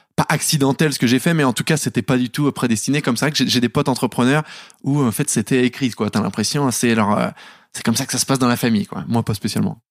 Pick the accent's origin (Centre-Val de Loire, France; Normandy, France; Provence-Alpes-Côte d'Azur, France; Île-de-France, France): Île-de-France, France; Paris; j'ai grandi à Paris, dans le dixième